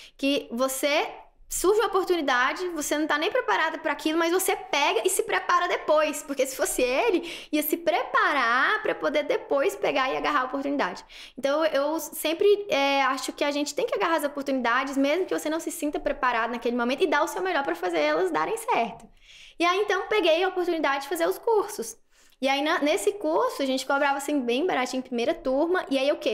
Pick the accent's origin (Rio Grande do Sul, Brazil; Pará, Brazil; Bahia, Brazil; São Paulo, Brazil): Bahia, Brazil; interior of; moved away as an adult; also born or lived in Recife / Brasília / Goiânia; morei a vida toda em Vanderlei, né? Nasci lá